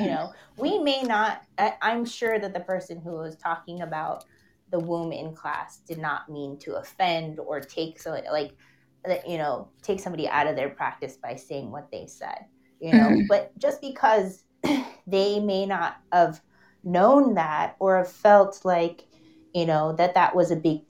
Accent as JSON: {"language": "English", "town": "Los Angeles", "region": "California", "country": "United States", "tie": "born or raised there", "said": "I lived in San Fernando Valley my whole life"}